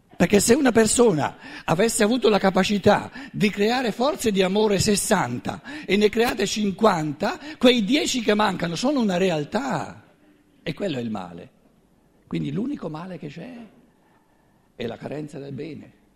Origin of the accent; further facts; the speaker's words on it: Black Forest, Baden-Württemberg, Germany; tutto bello tedesco, vengo dalla Selva Nera